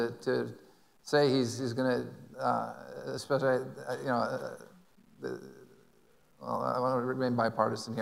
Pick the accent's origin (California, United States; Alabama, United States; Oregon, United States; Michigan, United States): California, United States; I'm from California